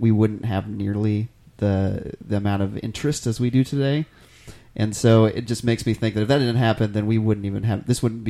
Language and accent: English; Grand Lake, Oklahoma, United States; I grew up around Grand Lake